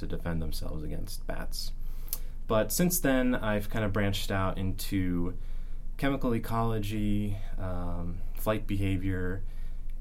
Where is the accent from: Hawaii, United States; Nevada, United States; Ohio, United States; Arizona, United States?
Arizona, United States; moved away as an adult; now in North Carolina, United States; I am originally from Arizona